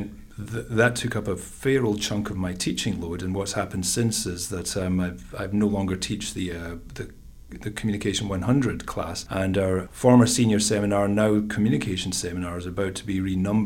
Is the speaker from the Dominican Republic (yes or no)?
no; Scotland, United Kingdom; accent: Scottish; moved away as an adult; also born or lived in Glasgow / Pennsylvania / Seattle / New York State; now in United States; I'm originally from Scotland, that's the accent